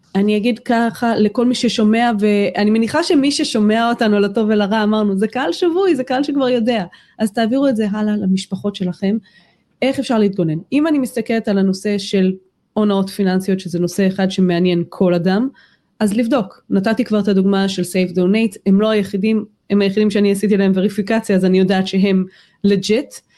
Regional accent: Israel

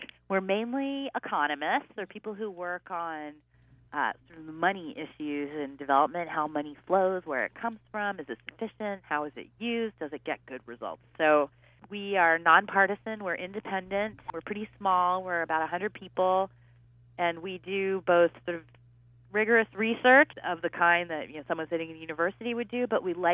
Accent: United States; I'm an American

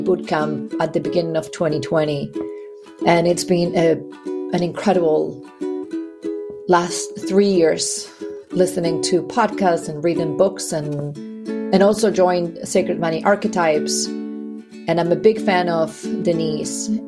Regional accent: Argentina; also born or lived in Pacific Northwest, United States; now in United States; I live in the Pacific Northwest in the US, and I am originally from Argentina.

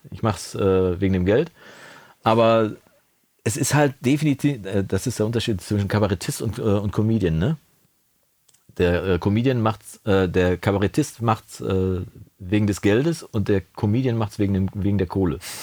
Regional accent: Coesfeld, North Rhine-Westphalia, Germany; bei uns im Münsterland oder im Coesfeld speziell

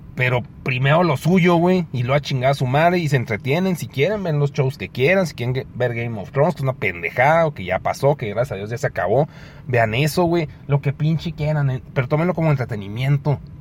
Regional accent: Mexico; soy mexicano

